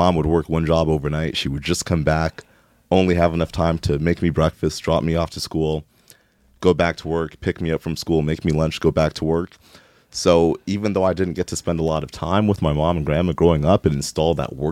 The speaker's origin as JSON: {"language": "English", "town": "Toronto", "region": "Ontario", "country": "Canada", "tie": "born or raised there", "also_born_or_lived": "Brampton", "said": "I grew up in Rexdale. You know, growing up in Rexdale is, you know, it's a tough area, the hood"}